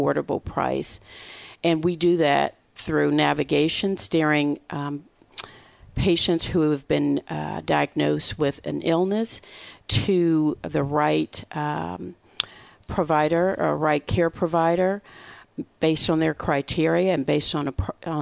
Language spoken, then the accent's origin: English; Michigan, United States; moved away as an adult; now in Texas, United States; I'm from Michigan